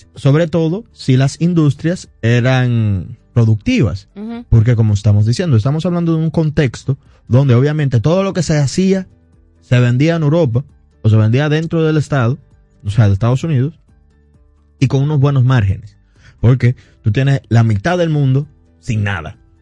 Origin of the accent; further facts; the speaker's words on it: Dominican Republic; also born or lived in London; nosotros nos gusta como dominicanos arreglar el carro donde se paró